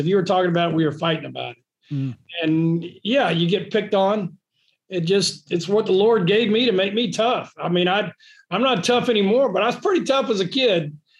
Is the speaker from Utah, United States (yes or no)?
no; North Carolina, United States; born there; also born or lived in East Coast; I was born in North Carolina, out on the eastern part. My family's from Beaufort County, and grew up and down the East Coast.